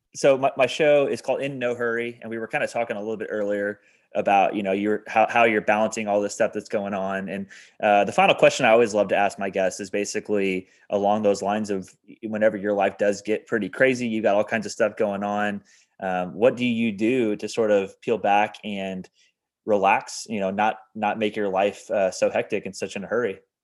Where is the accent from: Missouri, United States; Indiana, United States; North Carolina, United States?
Indiana, United States; Evansville; I'm from Evansville